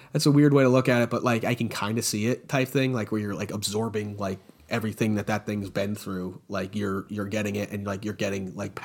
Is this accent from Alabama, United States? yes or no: no; New York, United States; I'm from New York.